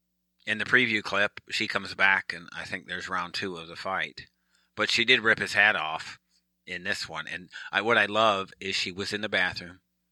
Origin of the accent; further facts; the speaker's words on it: Michigan, United States; now in Virginia Beach, United States; Now, I'm from Michigan. I'm a Michigan guy.